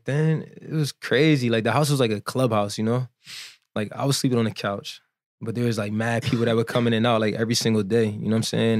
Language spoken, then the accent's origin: English; New Jersey, United States; moved away as an adult; now in Miami, United States; I'm from Jersey